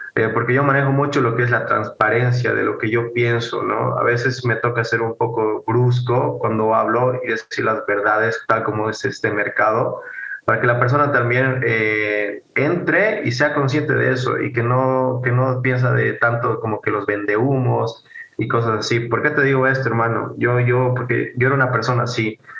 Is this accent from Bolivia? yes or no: yes; Bolivia; soy de Bolivia